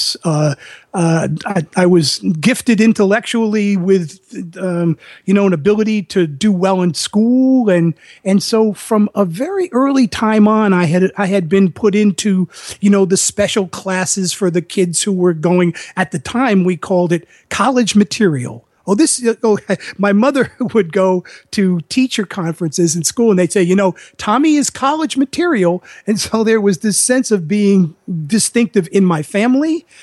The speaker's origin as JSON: {"language": "English", "town": "New York City", "region": "New York", "country": "United States", "tie": "born or raised there", "moved": "as an adult", "said": "I grew up in the Bronx"}